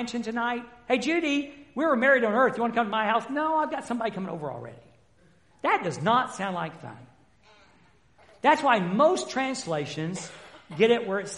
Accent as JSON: {"language": "English", "region": "the South", "country": "United States", "said": "I've been from the South."}